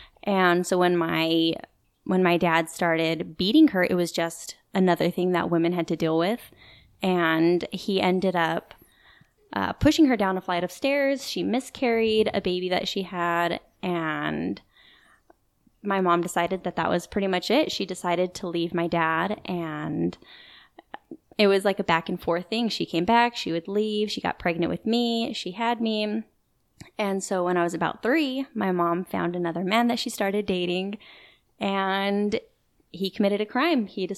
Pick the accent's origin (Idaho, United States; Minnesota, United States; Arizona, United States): Idaho, United States; Boise; also born or lived in Dallas, Texas; I was born in Dallas, Texas. And then when I was about 2 years old, we moved to Boise, Idaho.